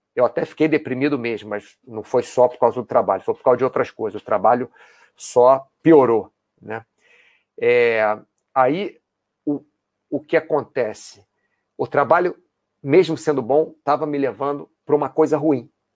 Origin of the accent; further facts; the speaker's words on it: Brazil; also born or lived in United States; now in Spain; não moro no Brasil, eu sou brasileiro, já morei nos Estados Unidos, moro hoje na Espanha